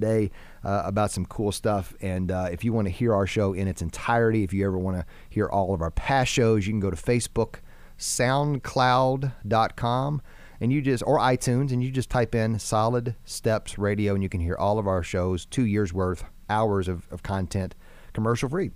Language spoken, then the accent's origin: English; United States; as American Christians